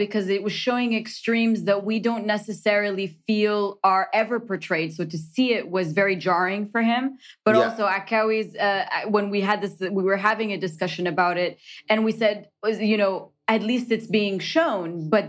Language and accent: English; Canada; Because if you're Canadian, one of the wonderful things about being Canadian, and this is something that I'll always, I take it and put it in our workplace, in my relationships, who you are can be celebrated in the context of a greater nation.